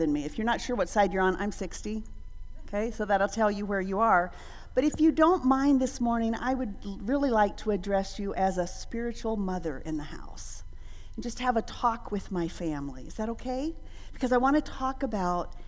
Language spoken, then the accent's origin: English; Alaska, United States; moved away; also born or lived in Dominican Republic; growing up in Alaska.